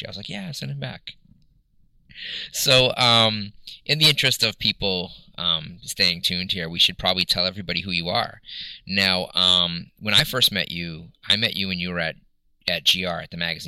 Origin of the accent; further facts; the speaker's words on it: Boston, Massachusetts, United States; I'm clearly a Caucasian guy from Boston, Massachusetts